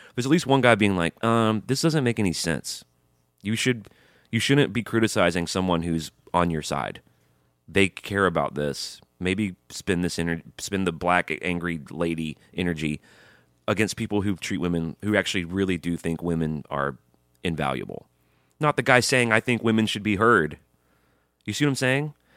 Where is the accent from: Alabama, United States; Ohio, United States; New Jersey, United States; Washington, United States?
Alabama, United States; I grew up in Alabama